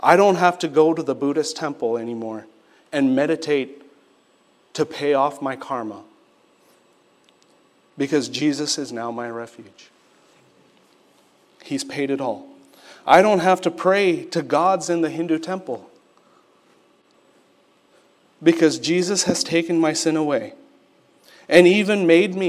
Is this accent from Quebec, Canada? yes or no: yes; Quebec, Canada; moved away; also born or lived in Sri Lanka; When I grew up in elementary school, my elementary school was in Quebec